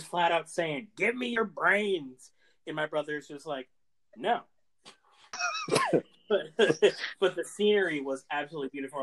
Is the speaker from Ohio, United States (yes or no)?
no; Massachusetts, United States; where I grew up in Massachusetts